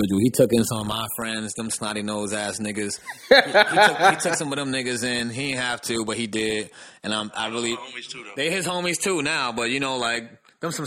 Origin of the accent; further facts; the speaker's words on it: New Jersey, United States; I'm from Jersey